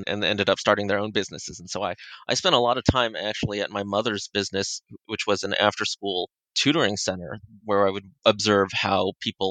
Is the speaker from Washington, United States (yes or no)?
no; Los Angeles, California, United States; I was born and raised in Los Angeles, the son of immigrant parents